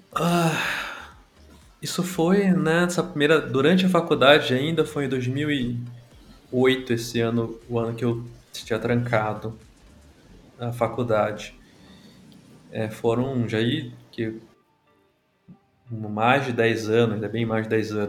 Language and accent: Portuguese; Belém, Pará, Brazil; moved away as an adult; also born or lived in São Paulo; Eu não sou de São Paulo originalmente, me, sou de Belém do Pará